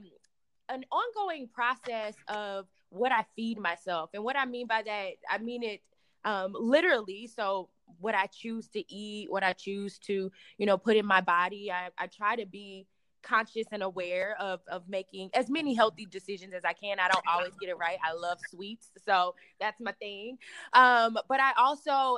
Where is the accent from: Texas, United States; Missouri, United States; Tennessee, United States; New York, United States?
Missouri, United States; St. Louis; moved away; I'm originally from St. Louis